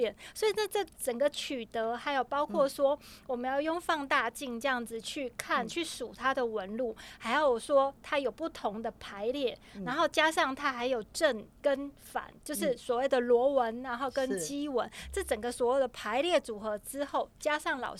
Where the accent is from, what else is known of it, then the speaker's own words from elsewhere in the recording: Taiwan; 我们的骄傲，台湾人的骄傲。